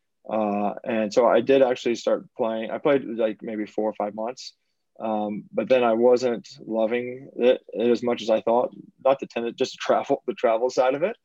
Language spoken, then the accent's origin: English; New Orleans, Louisiana, United States; I'm actually from New Orleans, which was is an hour away from Baton Rouge